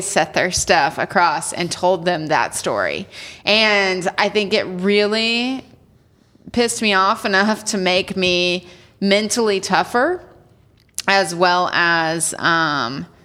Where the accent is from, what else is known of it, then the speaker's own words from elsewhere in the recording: Wichita, Kansas, United States; I'm from Wichita, Kansas